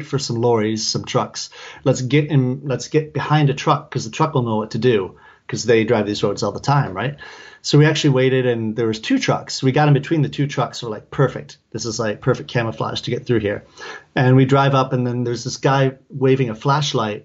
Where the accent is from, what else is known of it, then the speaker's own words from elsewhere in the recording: Detroit, Michigan, United States; moved away; it's Detroit.